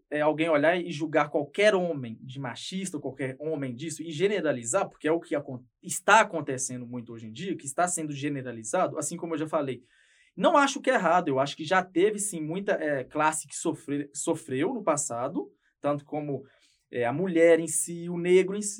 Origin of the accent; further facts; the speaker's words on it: Ipatinga, Minas Gerais, Brazil; É, sou de Patinga, região toda alagada em volta.